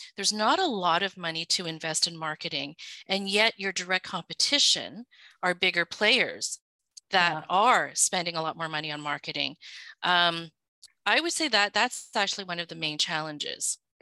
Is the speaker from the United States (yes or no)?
no; Vancouver, British Columbia, Canada; English is a second language; also born or lived in Hong Kong; I was originally from Hong Kong. I was born there um, and lived there until my family immigrated. We were sponsored by some relatives, and I so basically was raised in Vancouver